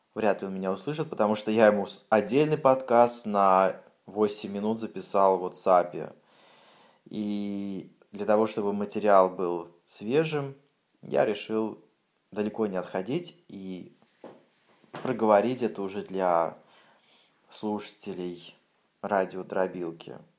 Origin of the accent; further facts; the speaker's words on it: Siberia, Russia; Я в своей деревне, в Сибири